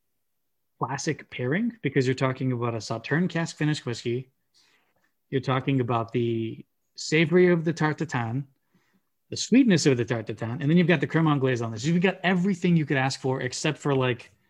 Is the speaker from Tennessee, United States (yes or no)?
yes; Memphis, Tennessee, United States; I'm from Memphis, Tennessee.